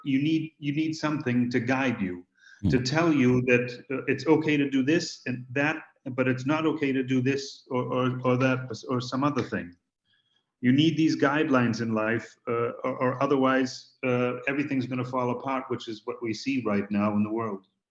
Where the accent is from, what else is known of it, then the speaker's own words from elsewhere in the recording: Boston, Massachusetts, United States; I'm from Boston